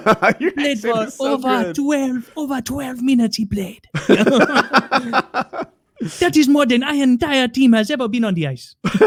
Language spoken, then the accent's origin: English; Canada; Which, as a Canadian, getting anything but gold must be sad. Because nobody in Canada is stoked on your silver, dude.